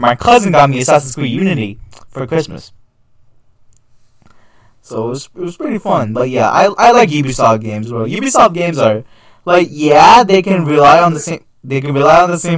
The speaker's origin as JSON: {"language": "English", "country": "Canada", "said": "As a Canadian"}